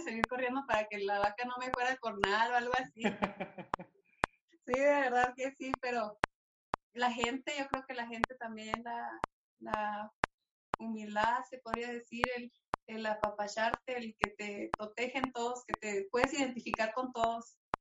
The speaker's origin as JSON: {"language": "Spanish", "town": "Álamo de Ojos Azules", "region": "Chihuahua", "country": "Mexico", "tie": "born or raised there", "accent": "northern", "said": "somos de ahí del Álamo de Ojos Azules, así se llama Álamo de Ojos Azules, de acá de, Chihuahua. Por nuestro acento, luego, luego nos van a sacar del norte"}